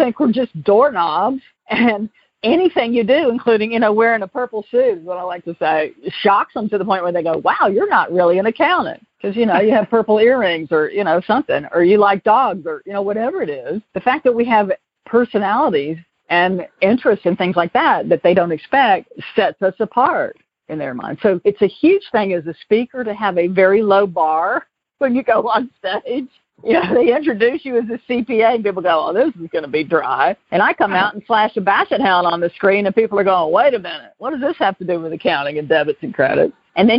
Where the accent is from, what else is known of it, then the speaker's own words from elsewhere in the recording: the South, United States; accent: Southern; when I moved to California, I moved from Atlanta, and I was drinking Franzia in a box, you know, $9.99. And Napa Valley is, you know, the mecca of Cabernet. So I knew that I had this Southern thing that people were clearly going to detect pretty quickly.